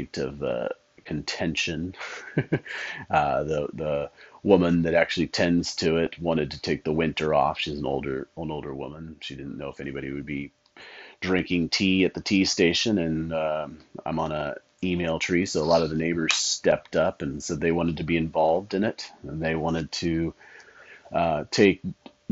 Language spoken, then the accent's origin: English; Medford, Oregon, United States; when I was growing up in Medford